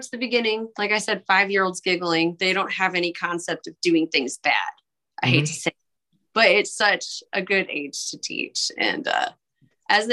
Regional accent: Michigan, United States; now in Fort Wayne, United States; I'm from Michigan, preschool's required

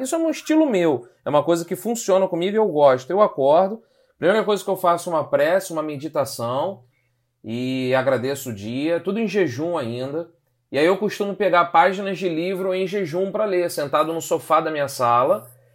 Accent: Rio de Janeiro, Brazil; nós somos cariocas aqui no Rio de Janeiro

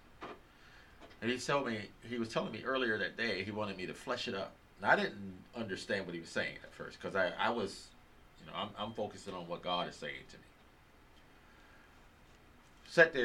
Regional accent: United States; I'm from America

